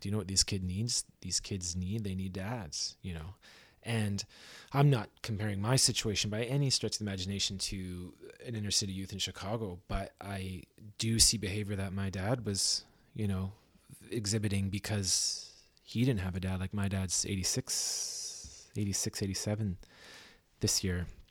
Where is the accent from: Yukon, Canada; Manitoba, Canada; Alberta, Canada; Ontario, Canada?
Ontario, Canada; Belleville; now in Vancouver, Canada; I'm from Belleville, Ontario